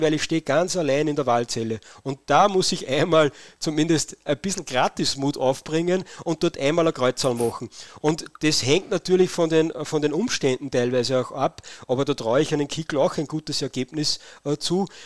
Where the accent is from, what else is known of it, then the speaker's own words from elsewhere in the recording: Linz, Upper Austria, Austria; bei uns in Linz